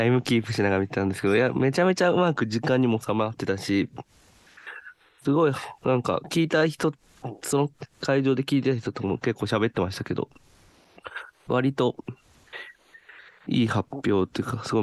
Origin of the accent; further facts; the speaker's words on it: Kyoto, Japan; 地元京都なので